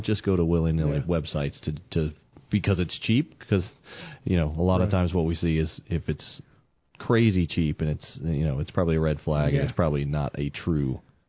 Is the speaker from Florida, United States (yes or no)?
yes; Miami, Florida, United States; I'm from Miami, folks.